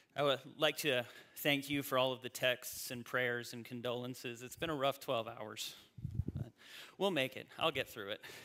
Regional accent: North Carolina, United States; moved away as an adult; also born or lived in Indiana; I grew up in North Carolina, I went to college in Indiana, and I spent the first 10 years of my adult life in the North

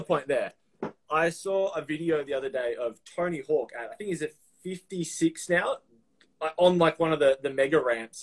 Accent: Melbourne, Victoria, Australia; It's like in Australia, the south, Melbourne, where I'm from

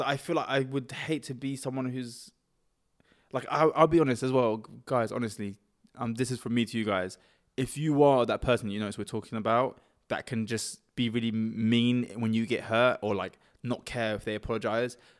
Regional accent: Cambridge, East of England, United Kingdom; we're from Cambridge, so we may look like we're a bit softer 'cause we don't speak with, like, hood accents or London accent or anything.

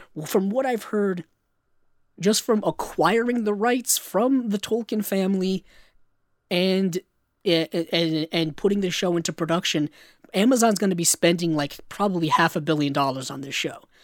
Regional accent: Rhode Island, United States; my home state of Rhode Island.

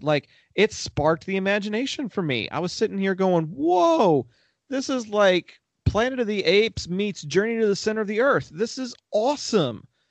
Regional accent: Texas, United States; I'm from Texas

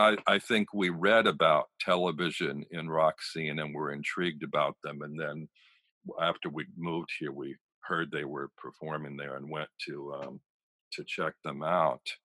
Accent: Pennsylvania, United States; moved away as an adult; also born or lived in Dayton, Ohio / New York; I'm gay and I grew up in Pennsylvania where there was no gay visibility

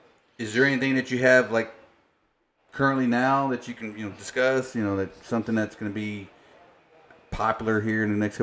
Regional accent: Taylor, Texas, United States; I'm from Taylor. We know a lot of the same folks, right? We grew up around the same community

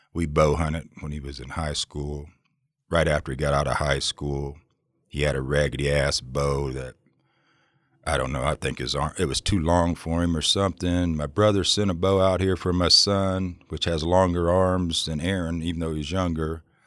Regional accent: Ohio, United States; now in Oregon, United States; I come from Ohio originally

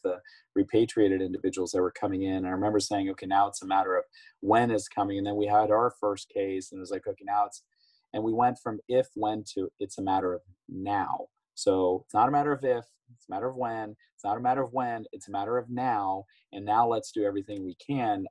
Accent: Ohio, United States; my home state of Ohio

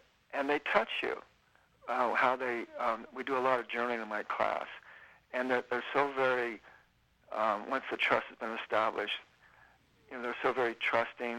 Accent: California, United States; also born or lived in Nevada City / Sacramento; my wife and I and family, we've been pretty much, you know, born and raised in California

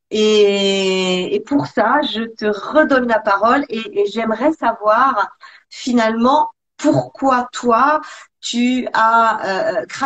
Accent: Provence-Alpes-Côte d'Azur, France; now in Switzerland; j'étais j'étais en Suisse depuis déjà quelques années. Je venais de la Côte d'Azur.

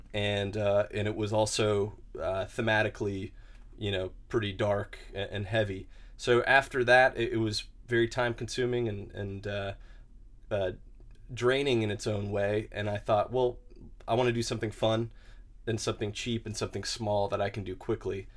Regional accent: Huntsville, Alabama, United States; growing up in Huntsville

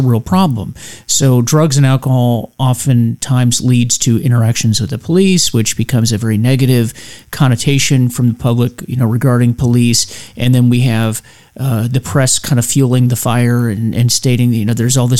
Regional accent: United States; we all, as Americans, as the American people

